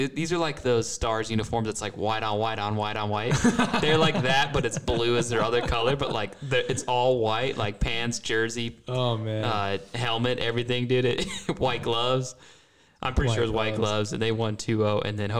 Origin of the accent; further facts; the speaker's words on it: West Jordan, Utah, United States; I was from West Jordan.